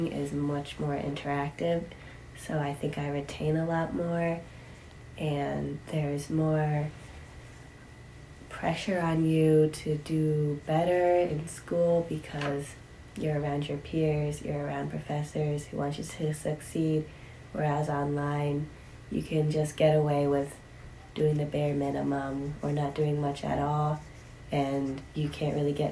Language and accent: English; Wethersfield, Connecticut, United States; I'm from Wethersfield, Connecticut.